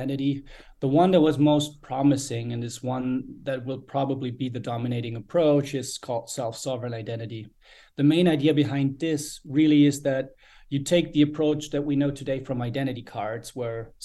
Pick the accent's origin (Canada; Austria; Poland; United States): Austria; born and raised in Austria.